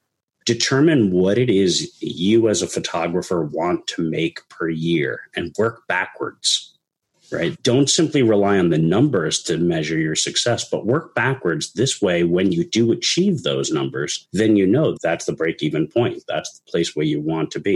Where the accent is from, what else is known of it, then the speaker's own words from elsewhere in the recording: New York, United States; moved away; I'm originally from New York, and I've spent most of my career there